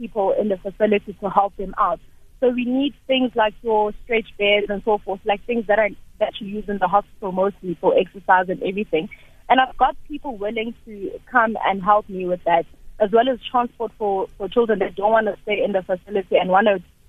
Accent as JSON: {"language": "English", "town": "Izingolweni", "region": "KwaZulu-Natal", "country": "South Africa", "tie": "born or raised there", "moved": "as an adult", "lives_now": "Johannesburg, South Africa", "said": "I was born and bred in Isingolweni, and I came to Joburg because of studying."}